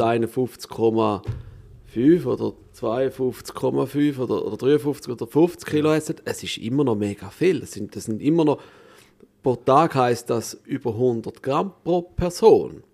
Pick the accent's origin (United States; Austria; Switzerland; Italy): Switzerland